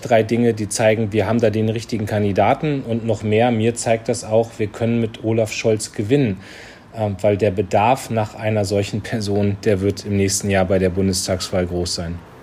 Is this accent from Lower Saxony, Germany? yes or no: yes; Lüneburg Heath, Lower Saxony, Germany; ich komme ja selbst aus der Lüneburger Heide.